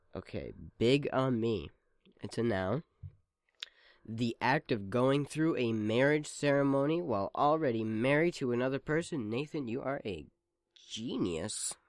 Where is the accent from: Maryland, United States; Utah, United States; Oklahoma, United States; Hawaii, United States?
Hawaii, United States; moved away; I'm from Hawaii